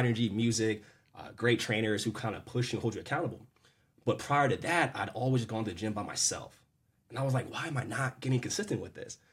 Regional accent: Maryland, United States; I'm born and raised in Maryland

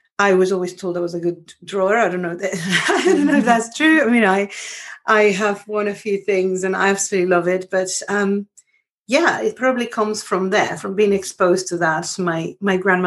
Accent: Panama; moved away; also born or lived in Milan, Italy / London, United Kingdom; I grew up in Panama

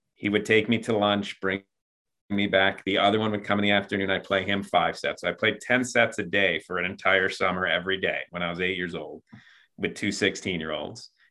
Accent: Buffalo, New York, United States; I'm from Buffalo, New York.

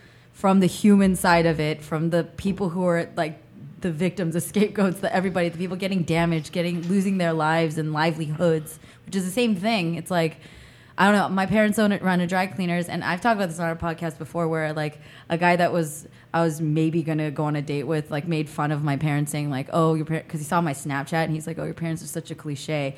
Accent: the Bay Area, California, United States; a Korean-American person who's lived in California my entire life, and I grew up in the Bay

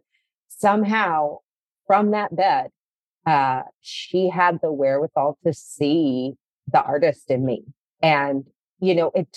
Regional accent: St. Louis, Missouri, United States; moved away as an adult; also born or lived in Colorado / Arizona; now in Los Angeles, United States; So I'm from the Midwest. I grew up in St. Louis.

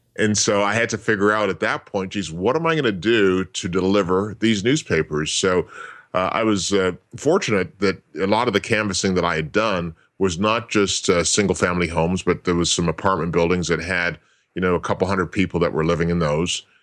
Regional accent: Toronto, Ontario, Canada; now in Las Vegas, United States; I grew up in Toronto

